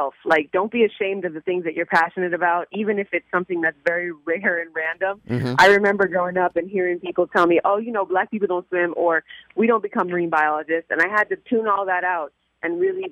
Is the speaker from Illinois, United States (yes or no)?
no; Miami, Florida, United States; I grew up in Miami, Florida. I'm a South Florida baby. This has been home since day one